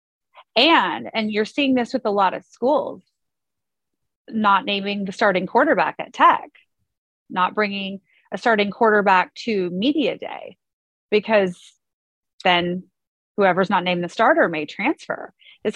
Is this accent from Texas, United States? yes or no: yes; Kingwood, Texas, United States; I grew up in Kingwood, Texas, which is just north of Houston